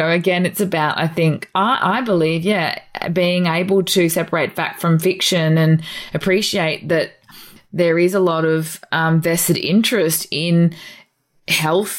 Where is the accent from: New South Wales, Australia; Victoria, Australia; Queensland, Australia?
Queensland, Australia; North; I grew up in North Queensland, so we were made to be afraid of the sun